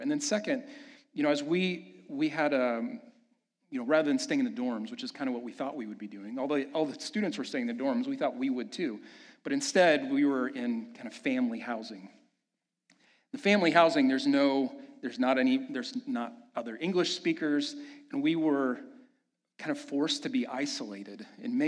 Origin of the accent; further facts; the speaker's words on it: Kansas City, United States; moved away as an adult; Amanda and I made the decision to move back to my hometown in Kansas City